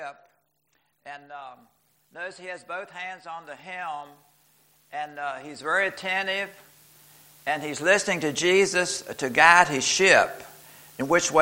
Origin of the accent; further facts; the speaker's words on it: Fishersville, Virginia, United States; Iris and I both were from, we grew up in Fishersville, Virginia as a child.